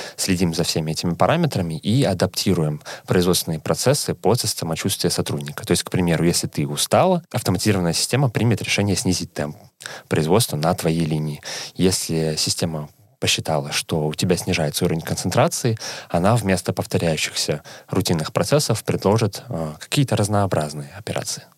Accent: Saint Petersburg, Russia; moved away as an adult; now in Helsinki, Finland; я сам из Санкт-Петербурга

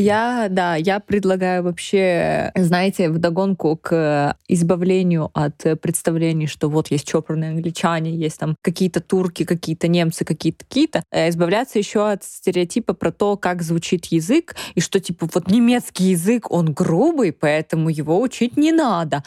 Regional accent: Russia; moved away as an adult; now in Germany; ich von der Russland, von der Russland, von Russland

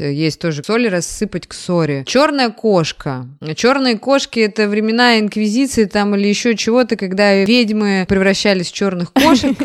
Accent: Kursk Oblast, Russia; я выросла в Курской области

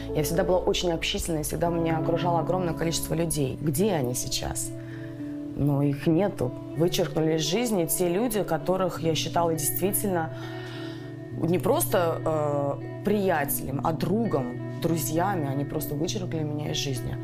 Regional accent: Saint Petersburg, Russia; первое мое выступление на большой площадке в Санкт-Петербурге, в родном городе

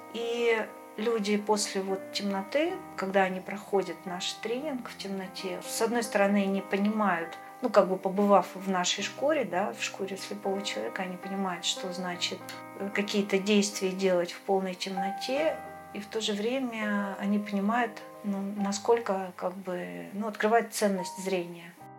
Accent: Severodvinsk, Arkhangelsk Oblast, Russia; moved away as an adult; Мой родной город – это Северодвинск, Архангельская область, берег Белого моря. Прожила я там до 23 лет

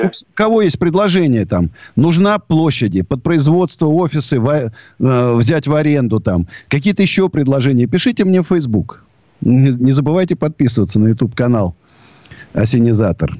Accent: Moscow, Russia; я русский до вот, до мозга, я даже не русский, я даже москвич

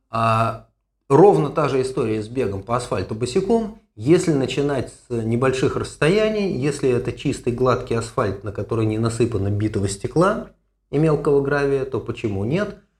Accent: Moscow, Russia; moved away as an adult; now in Haifa, Israel; я э, родом из Москвы, в 85-м закончил медицинский институт

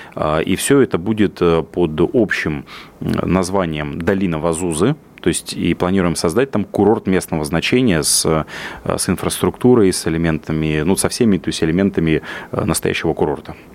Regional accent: Yaroslavl Oblast, Russia; я вырос в деревне в Ярославской области

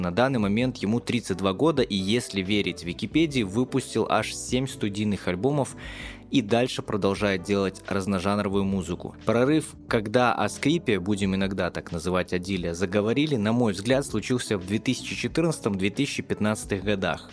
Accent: Gomel, Gomel Region, Belarus; в моём родном городе Гомеле

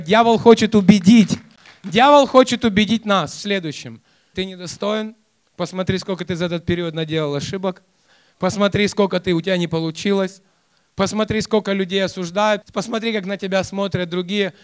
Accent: Kyiv, Ukraine; я воспитывался, хотя я сам и родился в Киеве, но я воспитывался у моих родственников Э, в 200 километрах от Киева

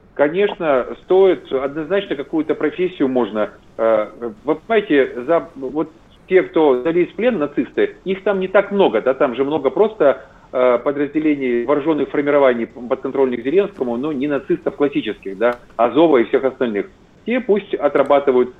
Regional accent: Zaporizhzhia, Zaporizhzhia Oblast, Ukraine; moved away; я сам коренной запорожец, я больше 30 лет прожил в Запорожье

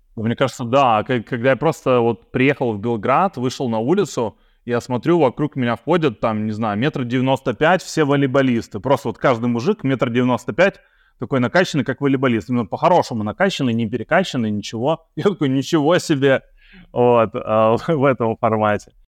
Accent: Saint Petersburg, Russia; moved away as an adult; now in Belgrade, Serbia; мы из Петербурга а, с женой

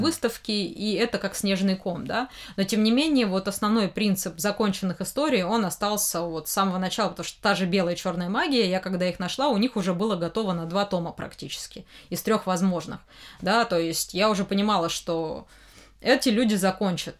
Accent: Kostroma, Kostroma Oblast, Russia; now in Moscow, Russia; приехала-то в Москву из-за того, что мне нравилось аниме а в моем родном городе, Кострома

